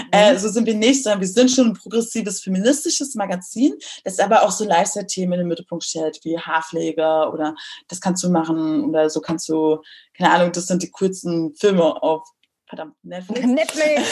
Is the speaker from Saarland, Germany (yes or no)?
no; Berlin, Germany; moved away as an adult; also born or lived in Munich; musste dann als Berlinerin nach München ziehen